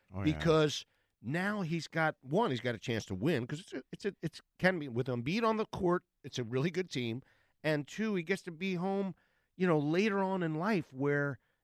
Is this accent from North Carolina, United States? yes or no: no; Philadelphia, Pennsylvania, United States; Philadelphia sports community after, you know, growing up here